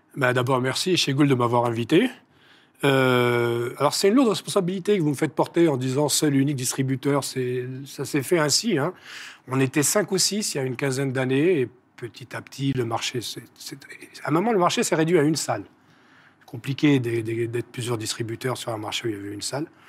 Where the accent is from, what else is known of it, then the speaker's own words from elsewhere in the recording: Algeria; chez nous en Algérie